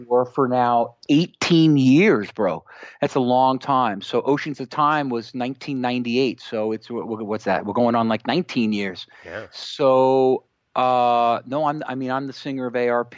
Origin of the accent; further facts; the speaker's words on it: Connecticut, United States; here locally in my hometown here in Connecticut